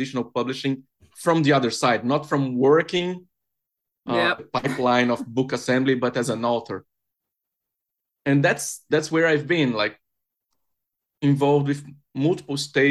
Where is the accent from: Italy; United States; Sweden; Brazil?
Brazil; moved away as an adult; now in London, United Kingdom; I'm originally from Brazil, but I've been living in the UK for like 5 years.